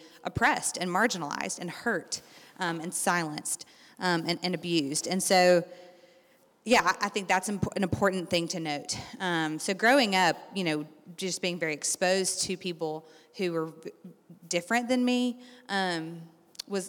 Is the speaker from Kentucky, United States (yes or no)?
yes; Lexington, Kentucky, United States; I grew up here in Lexington going to the Spanish immersion program, magnet schools